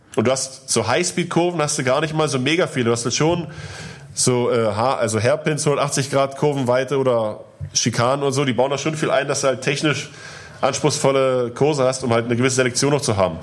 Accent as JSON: {"language": "German", "region": "eastern Germany", "country": "Germany", "said": "Ich komme aus dem Osten"}